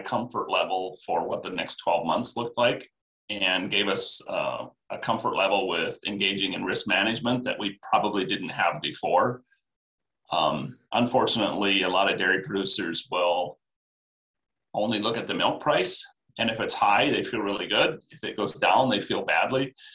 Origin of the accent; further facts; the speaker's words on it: Iowa, United States; I grew up in Iowa on a feedlot